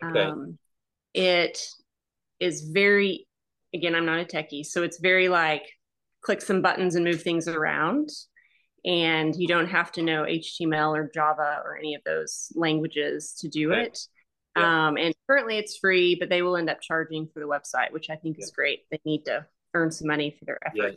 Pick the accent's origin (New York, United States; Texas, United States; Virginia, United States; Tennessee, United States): Texas, United States; Fort Worth; I'm from the Fort Worth, the Dallas Fort Worth area, which is a giant, population.